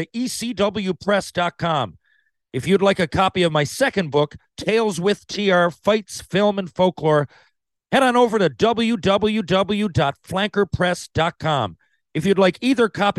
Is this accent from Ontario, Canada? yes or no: no; Mount Pearl, Newfoundland and Labrador, Canada; my hometown of Mount Pearl, Newfoundland